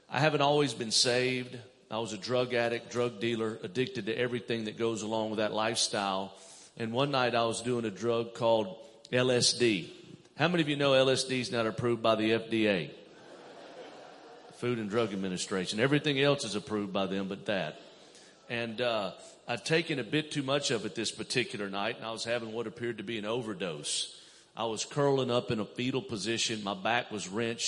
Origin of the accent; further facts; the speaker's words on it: Mobile, Alabama, United States; I'm originally from Mobile, Alabama, down south